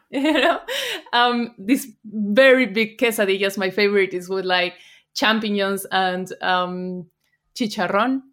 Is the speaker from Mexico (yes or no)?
yes; Puebla, Mexico; English is a second language; moved away as an adult; now in Germany; I'm from Puebla